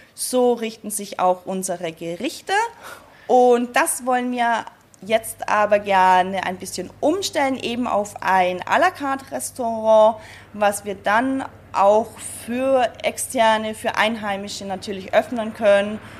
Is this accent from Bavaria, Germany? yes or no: yes; Bavaria, Germany; moved away as an adult; also born or lived in Salzburg, Austria; now in Sylt, Germany; meine Heimat Bayern schon etwas näher, wo ich ursprünglich auch herkomme